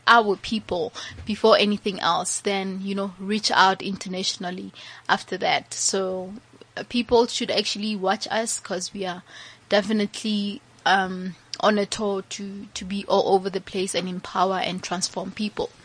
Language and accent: English; Mahikeng, North West, South Africa; originally we are all from Mafikeng, Mahikeng